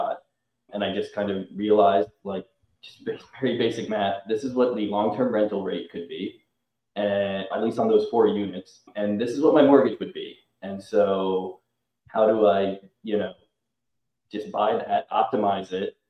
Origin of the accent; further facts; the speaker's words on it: Chapel Hill, North Carolina, United States; I grew up in Chapel Hill, North Carolina, went to UNC